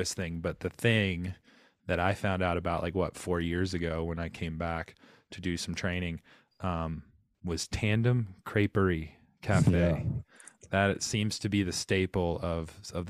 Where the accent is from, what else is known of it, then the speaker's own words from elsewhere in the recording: Rock Hill, South Carolina, United States; I'm from Rock Hill, South Carolina, born and bred.